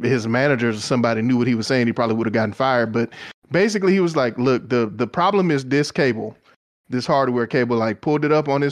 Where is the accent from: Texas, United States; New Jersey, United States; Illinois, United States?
Texas, United States; I'm from Texas